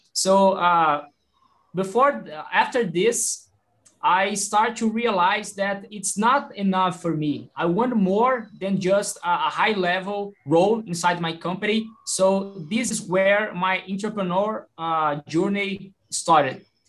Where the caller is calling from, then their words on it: Belo Horizonte, Minas Gerais, Brazil; I'm calling, I'm speaking from Belo Horizonte here in Brazil, the same city from Rafael